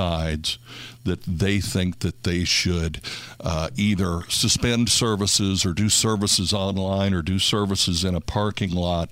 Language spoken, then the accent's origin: English; Indiana, United States; I grew up in Indiana during the 60s and 70s